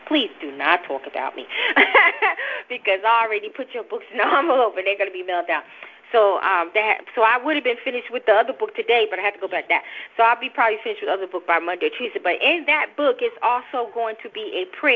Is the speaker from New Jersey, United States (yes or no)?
yes; New Jersey, United States; I talk fast. I'm from Jersey.